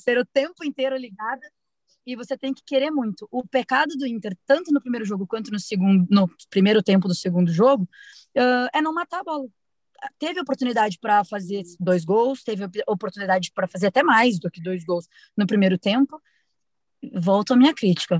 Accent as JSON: {"language": "Portuguese", "town": "Curitiba", "region": "Paraná", "country": "Brazil", "said": "sou de Curitiba"}